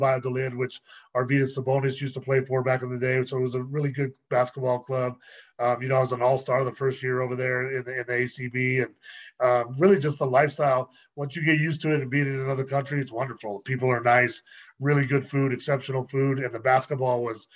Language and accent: English; New Mexico, United States; moved away; I spoke a little bit of Spanish at the time from my time growing up in New Mexico